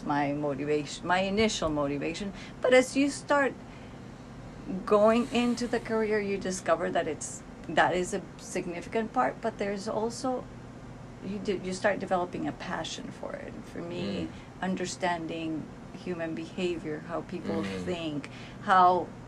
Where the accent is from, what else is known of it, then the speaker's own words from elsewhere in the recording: Cali, Valle del Cauca, Colombia; moved away as an adult; now in United States; Cali, Colombia, that's where I've lived most of my life